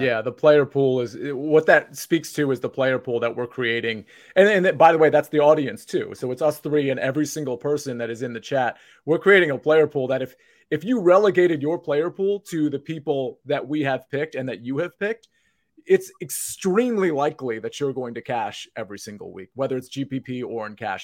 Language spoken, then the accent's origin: English; Northern Virginia, United States; I grew up in Northern Virginia, which is basically the town adjacent to Potomac, Maryland